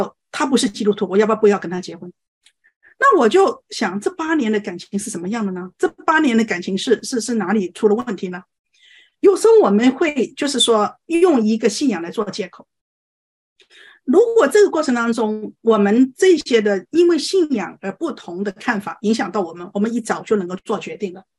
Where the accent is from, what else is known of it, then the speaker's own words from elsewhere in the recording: China; 我们呃，作为中国人，我觉得最大的问题就是说对情感没有认知